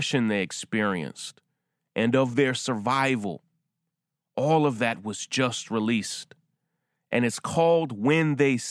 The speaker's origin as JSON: {"language": "English", "region": "Deep South", "country": "United States", "tie": "born or raised there", "said": "In 1989, I was just 10 years old, and I was growing up in the Deep South"}